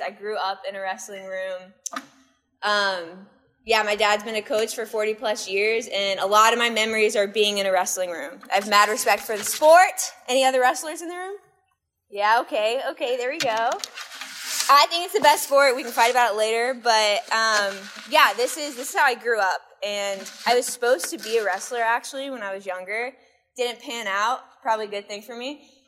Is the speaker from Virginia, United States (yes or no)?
yes; Northern Virginia, United States; I grew up in Northern Virginia, which is a very competitive place athletically, academically, and career-wise